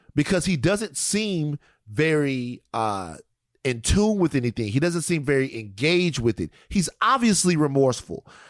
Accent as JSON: {"language": "English", "region": "Louisiana", "country": "United States", "tie": "born or raised there", "said": "my home state, Louisiana"}